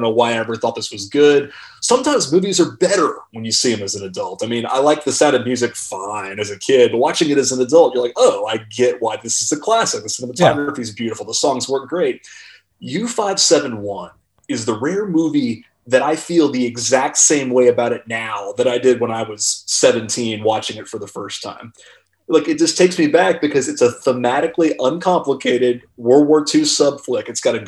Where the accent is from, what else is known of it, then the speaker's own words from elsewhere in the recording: Charlotte, North Carolina, United States; In Charlotte, North Carolina.